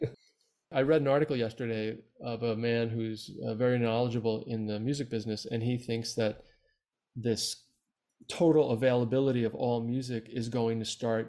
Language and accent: English; just outside New York City, United States; moved away as an adult; also born or lived in Buenos Aires, Argentina; I grew up just outside New York City